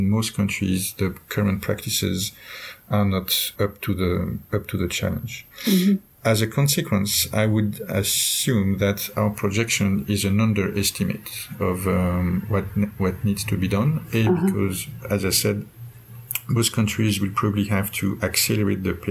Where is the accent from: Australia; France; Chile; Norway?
France; In my home country, France